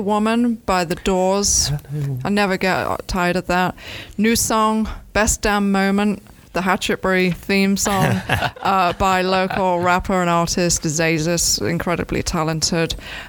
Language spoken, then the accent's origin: English; England, United Kingdom; now in Gainesville, United States; Not like I'm from England. A pub is a pub that's not in Gainesville.